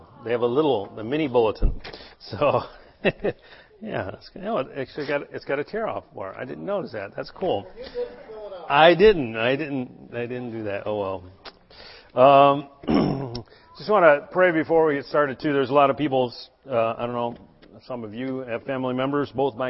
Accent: United States; growing up in America

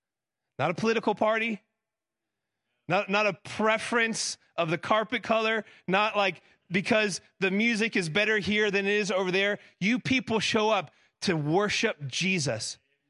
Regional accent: Florida, United States; moved away as an adult; now in Tennessee, United States; So I grew up in South Florida before I moved. I've been in Tennessee for a decade.

